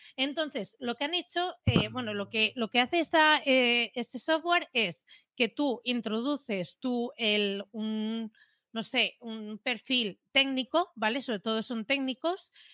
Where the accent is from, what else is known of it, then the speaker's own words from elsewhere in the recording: Premià, Catalonia, Spain; aquí en, mi pueblo hay un local